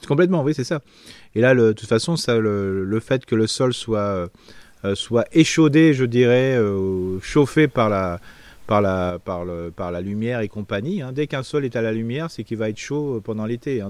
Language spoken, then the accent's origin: French; Alsace, Grand Est, France; chez nous en Alsace